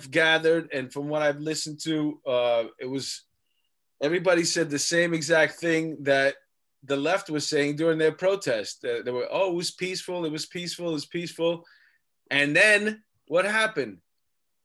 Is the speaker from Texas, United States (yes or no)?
no; New York, United States; I'm a New Yorker